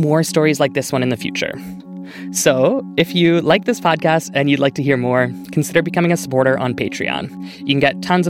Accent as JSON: {"language": "English", "country": "Canada", "said": "we're from Canada"}